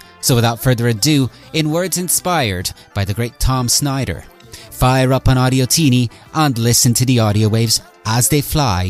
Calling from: Ireland; Well, I'm speaking from Ireland. We don't get much heat around here.

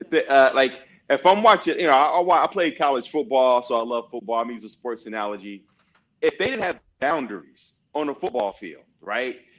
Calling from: Loreto, Baja California Sur, Mexico; Uh, I'm in Loreto, Mexico. Um, it's like 90 minutes south of San Diego uh, by by uh, flight, by plane.

